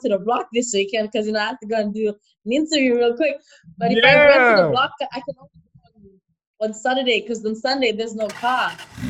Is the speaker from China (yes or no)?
yes; China; So I grew a lot growing up in China.